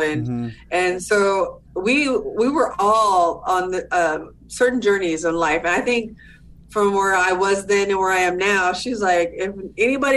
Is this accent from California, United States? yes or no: yes; Southern California, United States; I'm from Southern California, born and raised